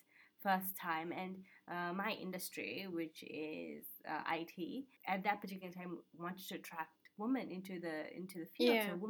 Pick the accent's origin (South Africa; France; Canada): South Africa; Yes. And I'm like, what is that supposed to mean?